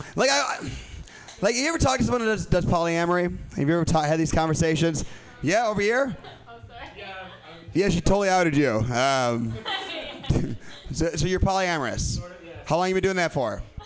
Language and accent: English; Midwest, United States; I'm from the Midwest